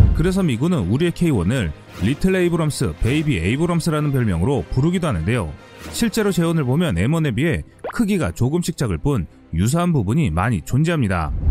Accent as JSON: {"language": "Korean", "country": "South Korea"}